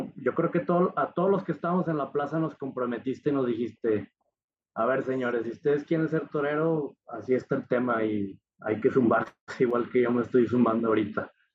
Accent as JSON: {"language": "Spanish", "region": "Zacatecas", "country": "Mexico", "said": "en la plaza ahí de mi tierra en Zacatecas"}